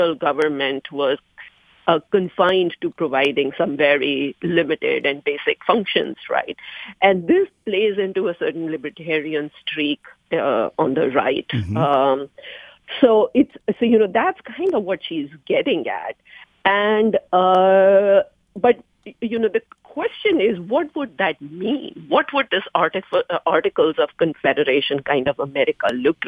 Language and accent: English; India; moved away; I come from India